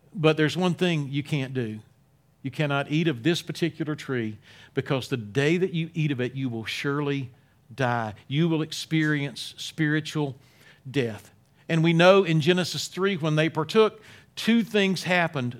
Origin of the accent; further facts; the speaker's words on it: Wilmington, North Carolina, United States; I'm from Wilmington, North Carolina. Uh, in my early teens, started going to Grace Baptist Church there